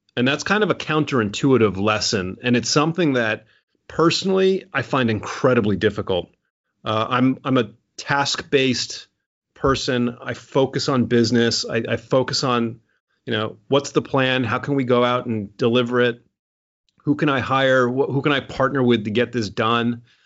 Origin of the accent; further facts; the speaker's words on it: United States; I'm American. I was born in America.